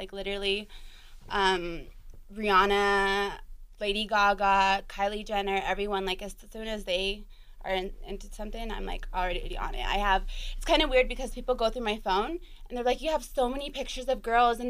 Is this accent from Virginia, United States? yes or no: no; Denver, Colorado, United States; Okay, so I'm from Denver.